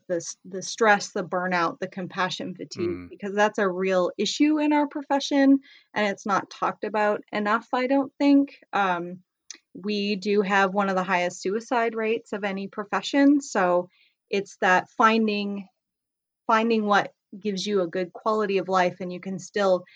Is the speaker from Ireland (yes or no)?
no; Canada; moved away as an adult; now in United States; I'm originally from Canada, so I went to school in Canada, but I have talked to other veterinarians in the States here.